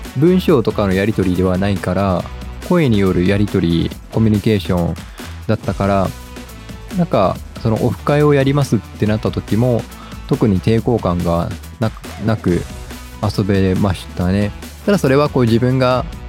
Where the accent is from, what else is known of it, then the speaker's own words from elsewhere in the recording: Japan; accent: Japanese English; 完全にジャパニーズ・イングリッシュなんです